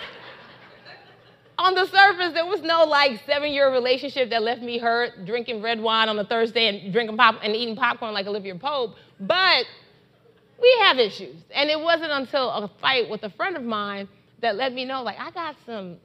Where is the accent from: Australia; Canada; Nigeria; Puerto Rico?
Nigeria; I love being Nigerian